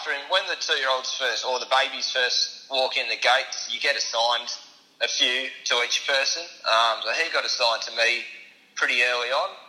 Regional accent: Perth, Western Australia, Australia; moved away as an adult; Um, so, I'm from Perth.

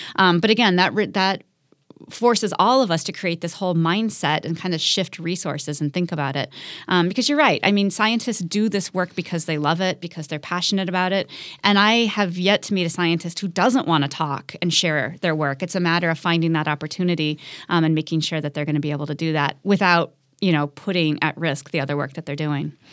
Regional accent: Midwest, United States; moved away; I grew up in the Midwest

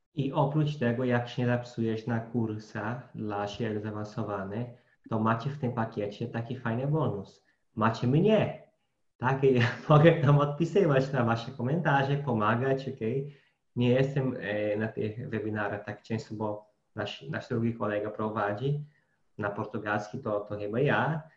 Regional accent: Brazil; Polish is a second language; moved away; bo jako Brazylijczyk

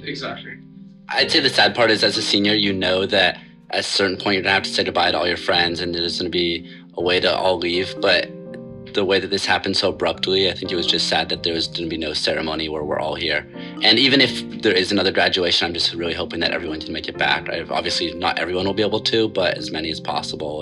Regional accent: Portland, Oregon, United States; I'm from Portland, Oregon

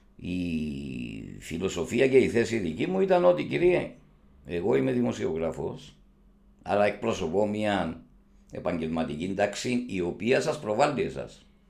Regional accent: Cyprus; είμαι δημοσιογράφο από την Κύπρο

